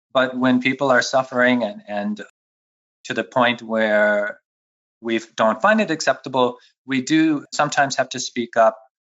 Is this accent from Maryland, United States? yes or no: no; Cleveland, Ohio, United States; moved away as an adult; also born or lived in New York City / Philadelphia; now in Vienna, Austria; I was born in New York, but I didn't uh, New York City. I didn't grow up there. I mainly grew up around Cleveland, Ohio, which is a city in the Midwest.